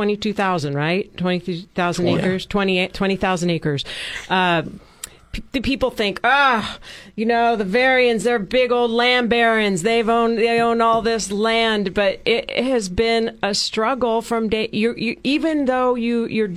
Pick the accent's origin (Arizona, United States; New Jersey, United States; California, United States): California, United States; San Luis Obispo; I was born in San Luis Obispo